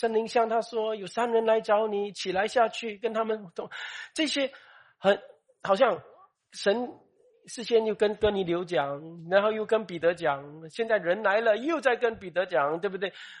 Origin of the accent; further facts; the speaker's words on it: Malaysia; 呃，你是中国人，我是马来西亚人哦，我是马来西亚，你是新加坡人啊